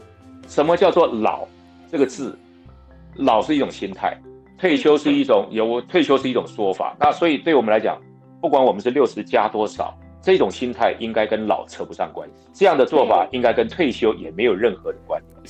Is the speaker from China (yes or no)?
no; Pingtung County, Taiwan; accent: southern Taiwanese Hokkien; moved away; 因为我的我的家乡是屏东，是对。